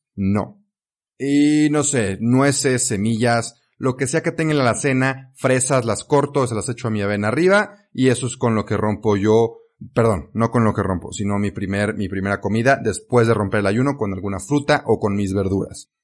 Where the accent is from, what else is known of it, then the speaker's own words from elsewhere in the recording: Mexico; also born or lived in Belgium; aquí en México, en mi país natal